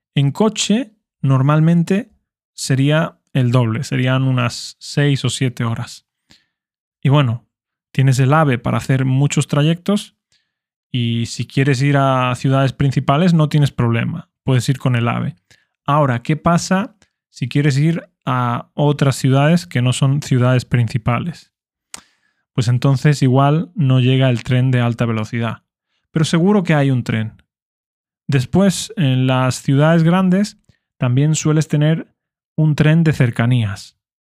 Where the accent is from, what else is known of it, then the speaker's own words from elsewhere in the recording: Spain; first language Spanish; como español nativo